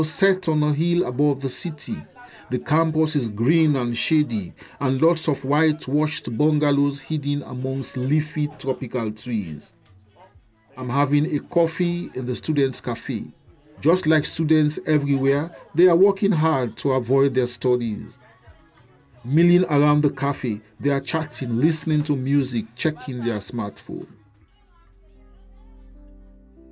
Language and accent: English; Sierra Leone; my home country, Sierra Leone